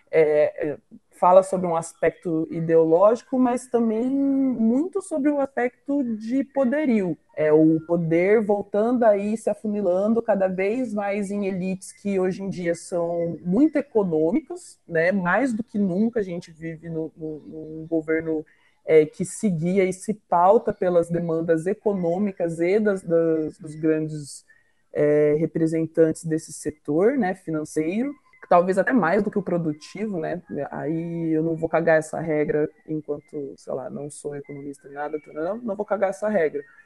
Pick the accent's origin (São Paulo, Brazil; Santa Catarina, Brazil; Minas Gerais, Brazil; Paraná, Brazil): Paraná, Brazil; interior of; sou do interior do Paraná